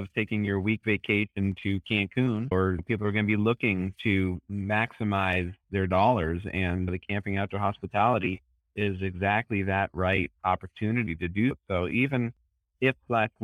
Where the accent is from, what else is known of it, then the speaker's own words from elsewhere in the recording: United States; I'm an American